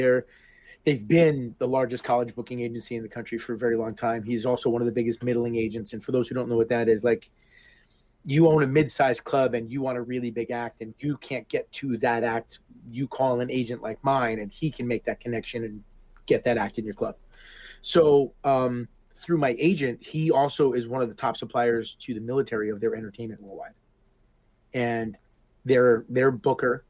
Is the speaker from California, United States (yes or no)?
no; Hoboken, New Jersey, United States; moved away; also born or lived in Key West, Florida; I'm a Sicilian from Hoboken